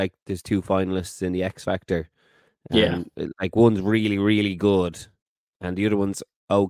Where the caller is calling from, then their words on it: Dublin, Leinster, Ireland; And I'm …. I'm live in Dublin.